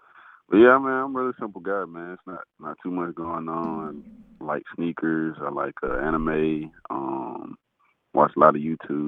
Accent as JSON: {"language": "English", "town": "Decatur", "region": "Georgia", "country": "United States", "tie": "born or raised there", "said": "I was born and raised in Decatur, Georgia. 25 years old."}